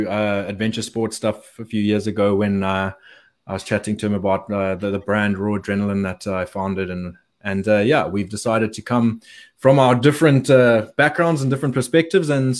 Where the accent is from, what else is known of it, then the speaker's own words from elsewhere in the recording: Zimbabwe; I grew up in Zimbabwe.